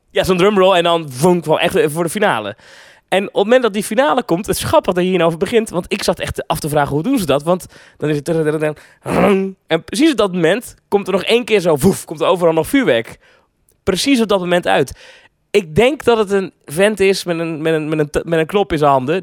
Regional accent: Netherlands; ik ben een Hollander

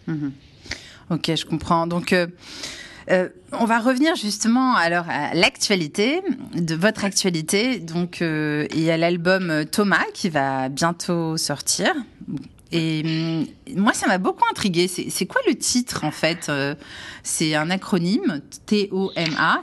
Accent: Algeria; je suis algérienne

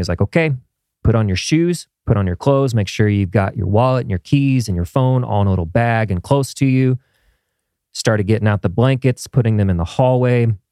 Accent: Midwest, United States; moved away; as a kid growing up in the Midwest

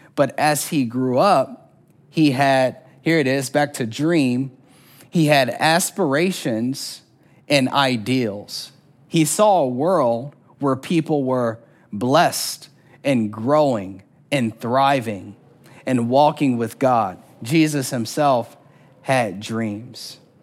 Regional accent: Orlando, Florida, United States; I'm from Orlando, Florida. And there wasn't a year growing up when we didn't go to Disney World

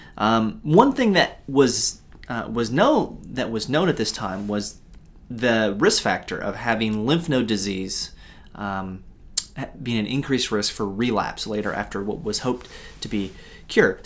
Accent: United States; as an American

